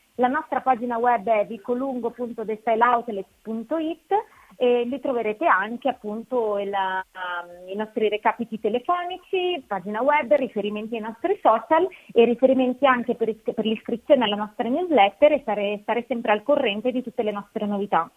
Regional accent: Milan, Lombardy, Italy; anche io sono di Milano

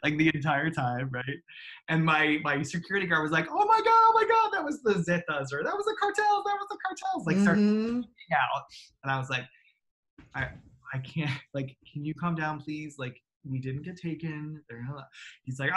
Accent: United States; they knew I was American right away

